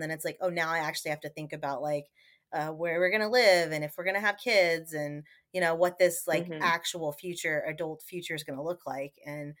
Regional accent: California, United States; moved away as an adult; also born or lived in New York; now in New Orleans, United States; I grew up in California. I went to school in New York, and I never thought I'd end up in the South.

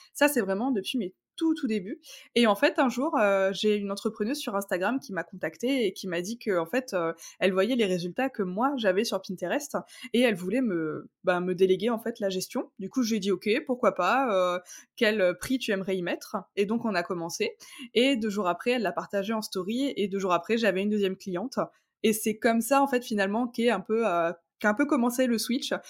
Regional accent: Strasbourg, Grand Est, France; j'ai 28 ans. Je viens de Strasbourg

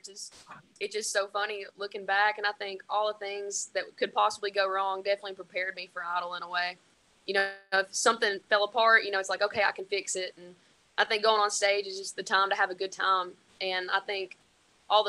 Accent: Winchester, Tennessee, United States; moved away as an adult; now in Nashville, United States; my hometown always had my back

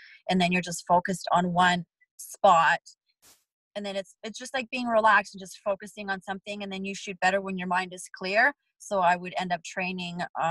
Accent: Vancouver, British Columbia, Canada; also born or lived in Poland; now in Nevada, United States; I'm from Vancouver

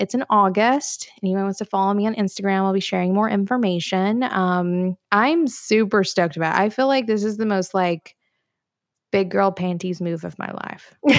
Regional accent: Florence, Alabama, United States; now in Chattanooga, United States; my hometown, though, Florence, Alabama

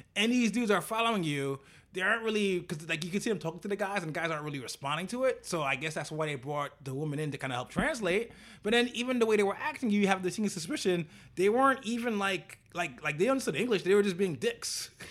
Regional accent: United States; we're American

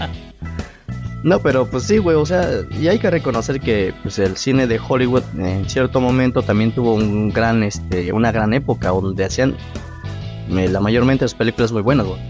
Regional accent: Mexico; el mexicano tenemos esa parte

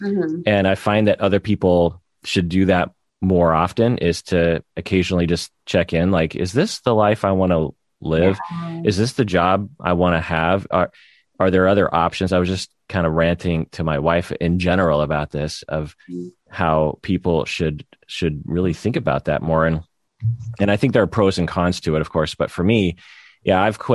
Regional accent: United States; As a Japanese American

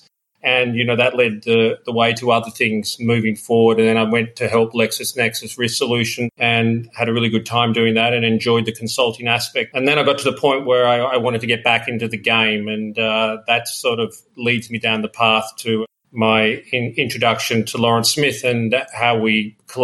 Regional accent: Melbourne, Victoria, Australia; moved away as an adult; also born or lived in London; I grew up in Melbourne, and then after I finished my university degree in economics, like a lot of Australians, I went to London

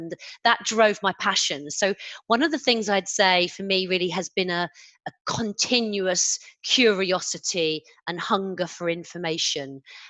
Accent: London, United Kingdom; now in Tunbridge Wells, United Kingdom; live in Tunbridge Wells in Kent. But I grew up in Tottenham on the 11th floor of a council flat in Tottenham.

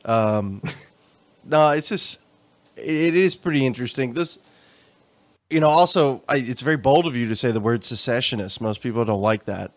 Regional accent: Texas, United States; growing up in Texas

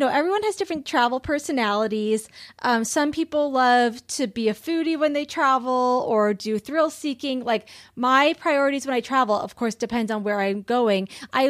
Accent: Nebraska, United States; So growing up in Nebraska, the most landlocked state in the U.S., I always felt something was missing from my life.

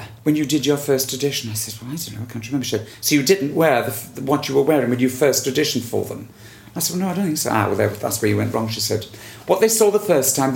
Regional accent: Wales, United Kingdom; I'm dark, I'm Welsh

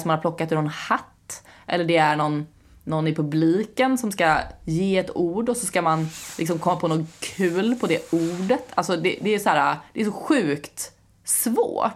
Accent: Skåne, Sweden; first language Swedish; jag är från Skåne

